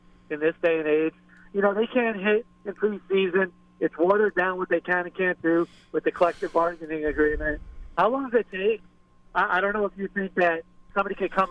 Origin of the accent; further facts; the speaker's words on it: New York, United States; now in Florida, United States; I'm also from New York, and I did move to Florida as well